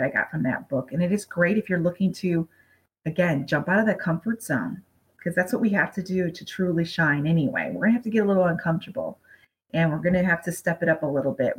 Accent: Michigan, United States; moved away as an adult; now in Las Vegas, United States; being from Michigan and growing up on Lake Michigan

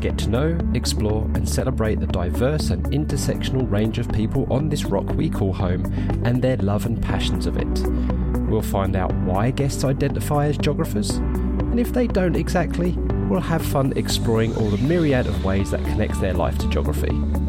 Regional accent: London, United Kingdom; accent: Cockney; now in Norfolk, United Kingdom; I have a Cockney background. So if my accent slowly drops south, because I'm currently in Norfolk, down towards London.

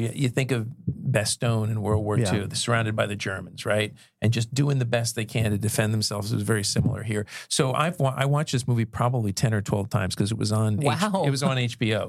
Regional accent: Central Pennsylvania, United States; moved away; You know, I was from Central PA.

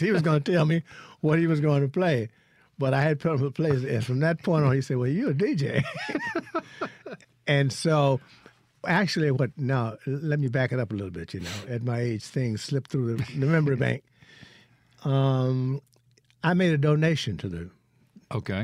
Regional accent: Hollandale, Mississippi, United States; moved away; also born or lived in Vicksburg, Mississippi; I'm from Hollandale

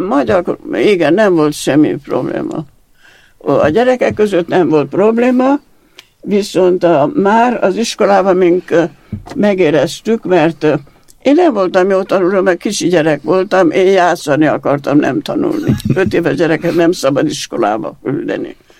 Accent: Regat, Romania; first language Hungarian; also born or lived in Transylvania; now in Érd, Hungary; 21-ben születtem, 24-ben Erdőből bekerültünk a regátba, egy egész új környezetben, és mint magyar nem tudtam a nyelvet

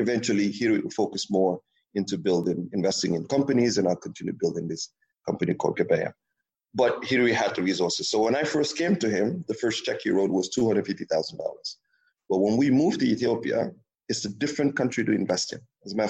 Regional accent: Senegal; I was so detached from Senegal, the reality of French speaking and all these different things that, and the other fact that Senegal is a small country where the economy is so small, it's only 14 million people

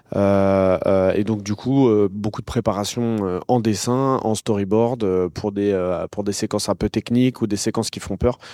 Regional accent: Noisy-le-Grand, Île-de-France, France; Noisy-le-Grand, donc c'est la ville où j'ai grandi

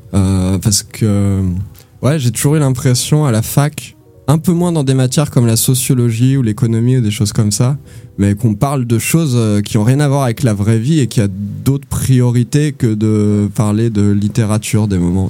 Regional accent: Ardennes, Grand Est, France; moved away; also born or lived in Toulouse; je suis né dans les Ardennes

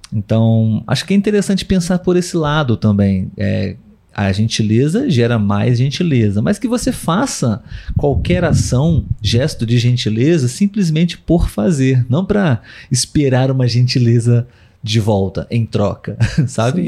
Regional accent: Brazil; nós somos brasileiros

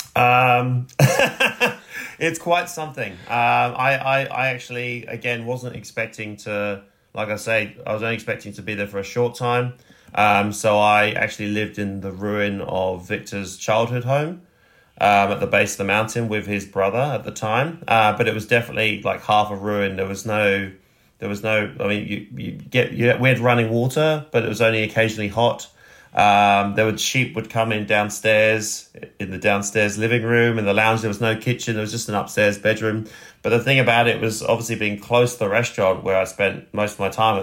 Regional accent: West Sussex, South East England, United Kingdom; moved away as an adult; also born or lived in Roehampton, London / Spain / France; now in Sydney, Australia; I was born just outside of London in Roehampton and grew up in sort of the southeast. I grew up in West Sussex

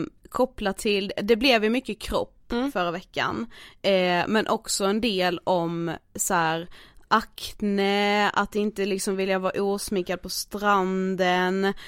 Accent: Karlshamn, Blekinge, Sweden; moved away; jag har varit eh, hemma i Karlshamn

